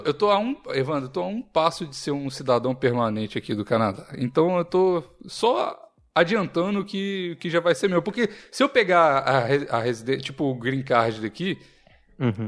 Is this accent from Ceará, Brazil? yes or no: no; Curvelo, Minas Gerais, Brazil; Eu nasci em Curvelo, minha cidade